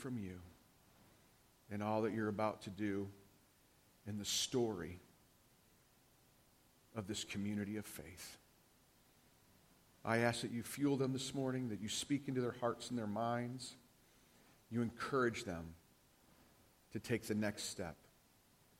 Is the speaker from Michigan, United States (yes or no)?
yes; Detroit, Michigan, United States; moved away as an adult; I grew up in Detroit, Michigan